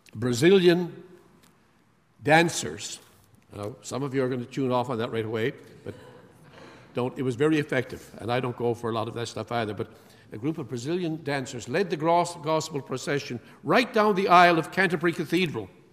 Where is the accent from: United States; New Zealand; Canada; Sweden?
Canada; I'm from Canada